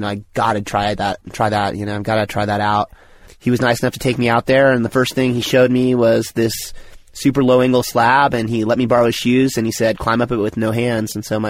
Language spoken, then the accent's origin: English; Tollhouse, California, United States; I grew up in the foothills of the Sierras in Toll House, California.